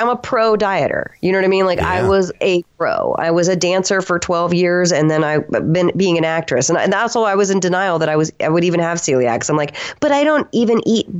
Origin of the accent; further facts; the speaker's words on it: the South, United States; I'm from the South and I'm also half Italian